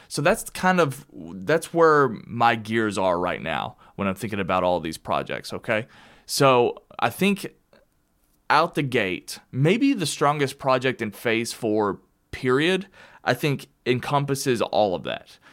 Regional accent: Kentucky, United States; moved away; also born or lived in Arizona; I moved from Arizona back to Kentucky. So, I'm back home where I belong with all of my friends and family.

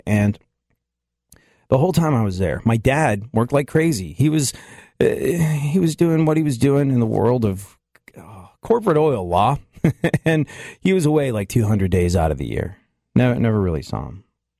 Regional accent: England, United Kingdom; When I was a kid, I grew up in England. My family moved to England when I was like 7 years old. I had to leave my beloved dog, Wilfer. I had to go to a strange country.

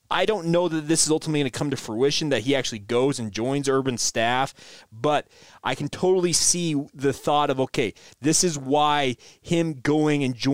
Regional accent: Utah, United States; we're both guys from Utah.

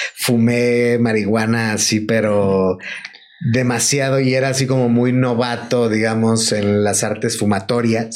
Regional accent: Mexico; los mexicanos

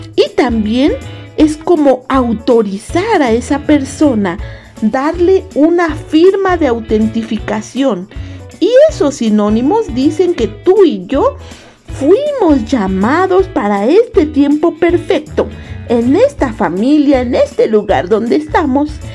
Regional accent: Mexico; also born or lived in Costa Rica

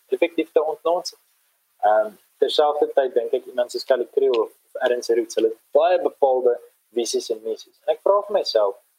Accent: South Africa; ons as Afrikaners

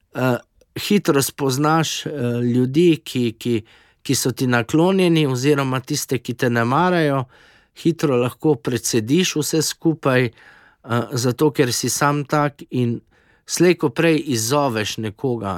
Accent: Slovenia; moramo biti ponosni na domovino Slovenijo

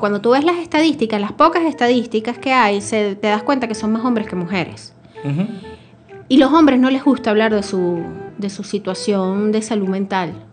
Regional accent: Venezuela

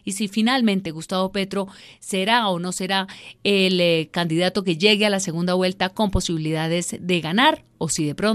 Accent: Colombia; qué es lo que queremos como colombianos, hacia dónde queremos que vaya el país

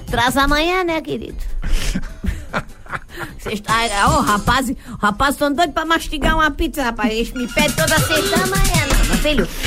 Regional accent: Florianópolis, Santa Catarina, Brazil; Eu sou manezinho, sou manezinho.

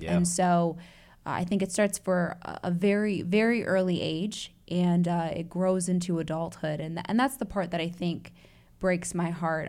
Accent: Chicago, Illinois, United States; also born or lived in Atlanta, Georgia / Evanston, Illinois; now in Indianapolis, United States; I was born and bred in Chicago. Shout out to Chi Town

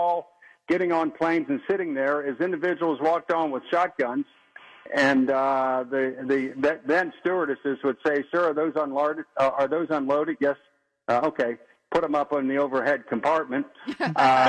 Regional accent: United States; as an American

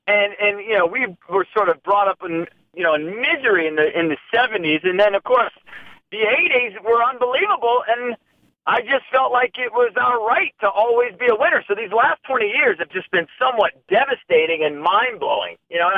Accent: Washington, District of Columbia, United States; also born or lived in Illinois; I mean, I grew up in the area. I mean, I was born in Illinois, but moved here when I was three

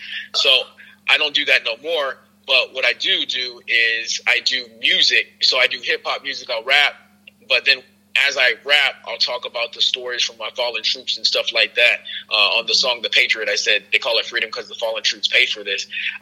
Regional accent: Newark, New Jersey, United States; because I come from Newark, New Jersey. Everybody knows that's really not like a nice place. Grew up as a military brat. After I, grew up in Newark for a little bit, moved around a lot.

